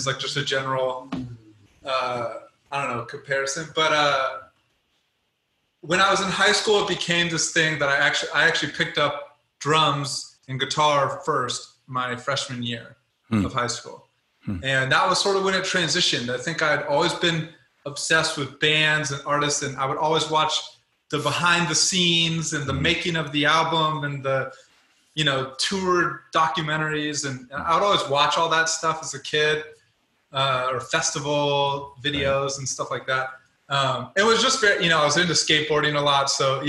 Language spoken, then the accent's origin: English; Colorado, United States; also born or lived in Louisiana, United States; Yeah, well, so I was born in Louisiana. in high school, I went to high school in Colorado, very small mountain town, 17,000 people.